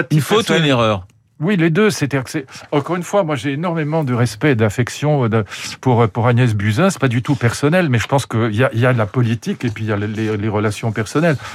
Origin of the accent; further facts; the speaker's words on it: Germany; à 1500, 1600 chez nous en Allemagne